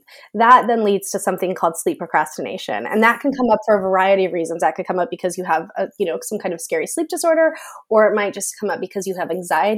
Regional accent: United States; moved away as an adult; also born or lived in Florida; now in United Kingdom; I live in the UK now, but I am American.

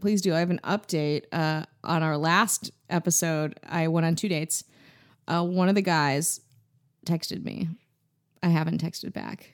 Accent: Wisconsin, United States; I'm from Wisconsin

